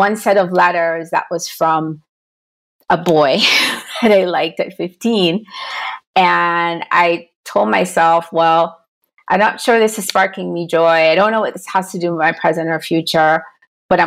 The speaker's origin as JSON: {"language": "English", "country": "Jamaica", "moved": "yes", "lives_now": "United States", "said": "I'm from Jamaica originally"}